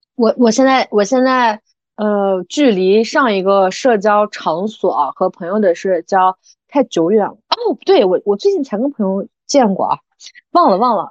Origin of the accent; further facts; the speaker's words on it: Xinjiang, China; moved away as an adult; also born or lived in Guangdong; 我们新疆人